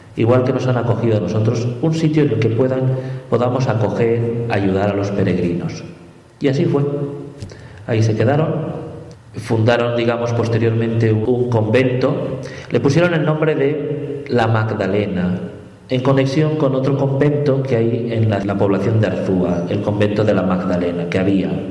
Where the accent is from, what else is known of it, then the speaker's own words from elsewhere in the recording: La Paz, Bolivia; Nací en La Paz, en Bolivia, de padre boliviano y madre española. Desde muy pequeño estuve en contacto con la Merced, con la parroquia de la Merced